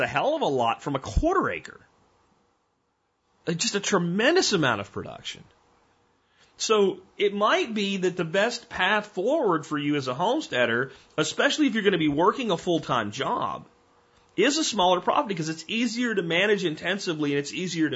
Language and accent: English; Minersville, Pennsylvania, United States; also born or lived in Pottsville, Pennsylvania; now in Texas, United States; I'm from Pottsville, but I mean, I really grew up in Minersville.